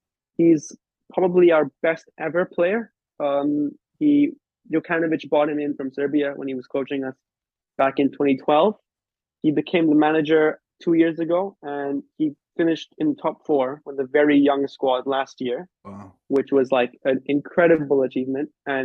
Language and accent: English; Liverpool, North West England, United Kingdom; I'm from Liverpool.